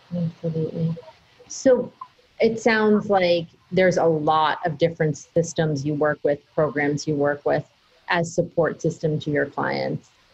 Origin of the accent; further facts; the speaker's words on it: United States; also born or lived in Boston, Massachusetts / New Hampshire; I grew up in half in Boston and half in New Hampshire